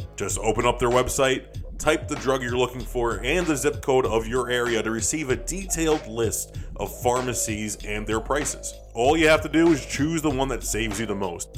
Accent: New York, United States; moved away; we're both from New York

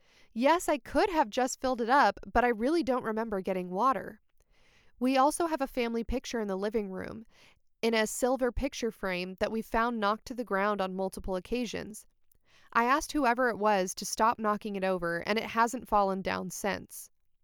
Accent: Canada; I'm from Canada, and there was a lot of snow on the ground.

